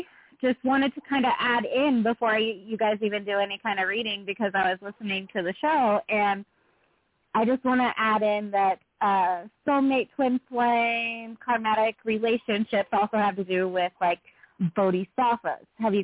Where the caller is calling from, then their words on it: Utah, United States; …, calling from Utah.